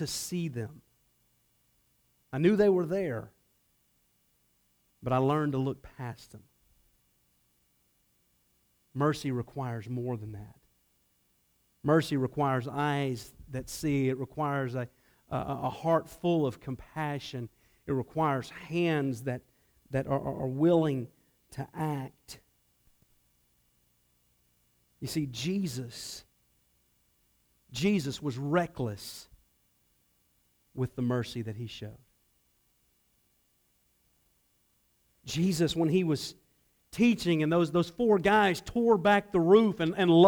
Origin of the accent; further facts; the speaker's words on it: Atlanta, Georgia, United States; I grew up in Atlanta